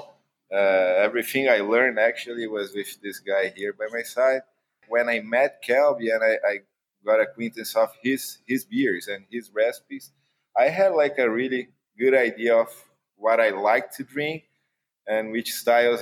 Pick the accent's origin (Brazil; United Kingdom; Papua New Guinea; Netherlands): Brazil; moved away as an adult; now in San Diego, United States; I'm from Brazil, but I have roots here in North County, San Diego, since the 80s.